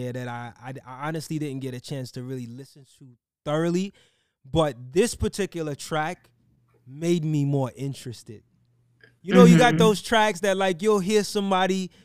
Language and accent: English; New York City, New York, United States; I grew up in Brooklyn in the 90s